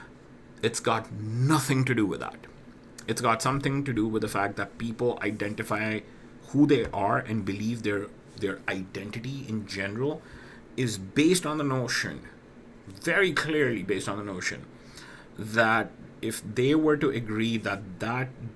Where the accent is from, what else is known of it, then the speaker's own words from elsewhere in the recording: Pakistan; I'm from Pakistan